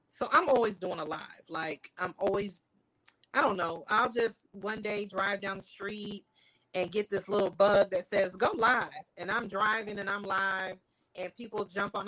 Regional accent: California, United States; I'm from California

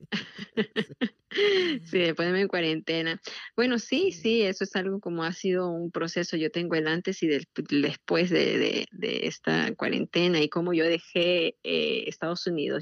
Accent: Peru; now in Washington DC area, United States; yo soy peruana

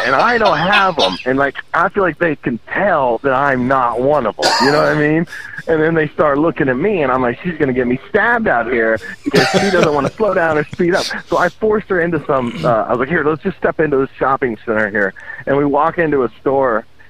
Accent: Ireland; No, I'm Irish.

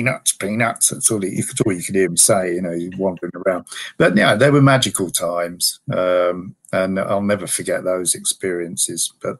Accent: Bedford, East of England, United Kingdom; I was born and brought up in Bedford, and I know there's always, or there was anyway, a fairly healthy supply of West Ham fans in Bedford.

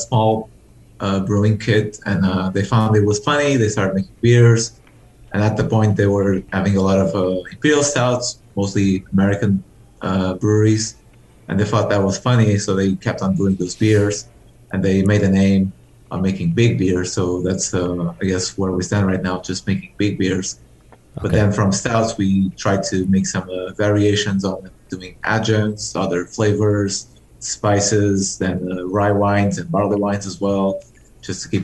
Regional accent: Portugal; moved away as an adult; now in Netherlands; I'm from Portugal

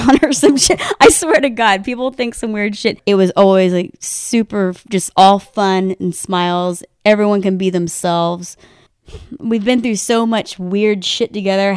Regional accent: Tallahassee, Florida, United States; moved away as an adult; also born or lived in Clearwater, Florida / Los Angeles / San Diego / Santa Rosa; now in California, United States; Then we moved to Tallahassee, and I lived in Tallahassee from, let's say, 3 to 18

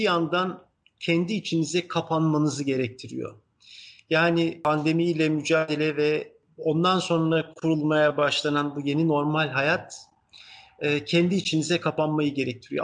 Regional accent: Izmir, Turkey; also born or lived in Ankara, Turkey / Kütahya, Turkey; Ben dediğim gibi işte Ankara'da doğdum Sonra çocukluğun ilk yılları Kütahya'da geçti. Sonra İzmir'e geldik 5 yaşındayken

